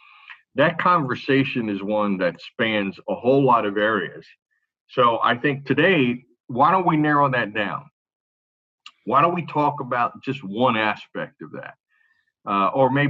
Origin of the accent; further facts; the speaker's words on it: Louisville, Kentucky, United States; moved away as an adult; now in Franklin, United States; born and raised in Louisville, Kentucky